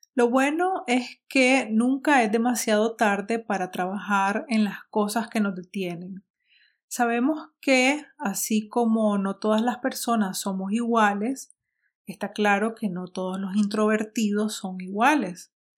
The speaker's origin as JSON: {"language": "Spanish", "country": "Nicaragua", "tie": "born or raised there", "said": "Nicaragua porque es la sociedad donde vivo, donde crecí"}